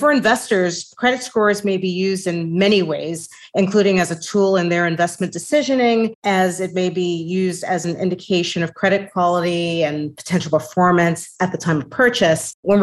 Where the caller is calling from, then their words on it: New York City, New York, United States; I am joining you from New York City, and I thank you for having me here today